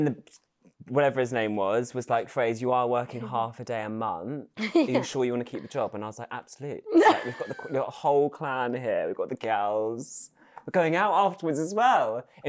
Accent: Oxford, South East England, United Kingdom; born or raised there; also born or lived in London

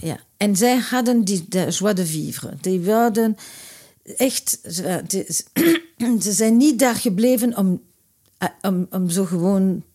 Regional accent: Antwerp, Flanders, Belgium; moved away; also born or lived in Brussels; ik nu zit ik in Brussel, maar ik kwam uit Antwerpen

